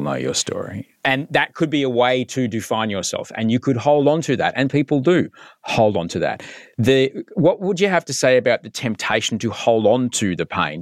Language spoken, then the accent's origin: English; Queensland, Australia; I grew up in Queensland